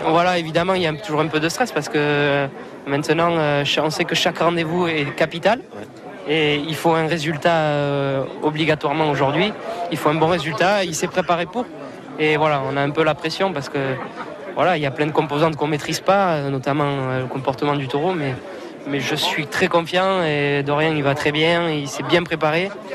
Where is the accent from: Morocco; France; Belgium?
France; Mont-de-Marsan, Nouvelle-Aquitaine; je suis de Mont-de-Marsan, vous l'avez dit, donc ben, c'est une capitale taurine hein, dans le sud-ouest. Donc, ben, tout petit, je suis allé voir les corridas